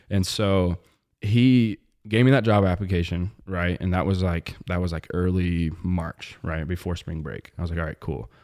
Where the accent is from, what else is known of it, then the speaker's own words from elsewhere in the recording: Webb City, Missouri, United States; moved away as an adult; also born or lived in Maryville, Illinois; now in Atlanta, United States; It's in the, the southwest corner of Missouri.